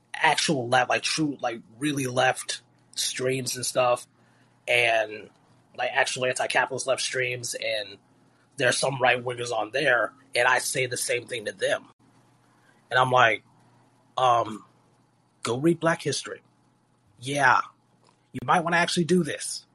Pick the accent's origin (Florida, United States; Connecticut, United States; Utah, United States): Florida, United States; a state like Florida, my home state